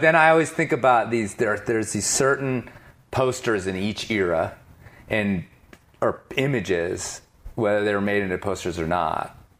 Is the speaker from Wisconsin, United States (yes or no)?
no; Chicago, Illinois, United States; I grew up in Chicago suburbs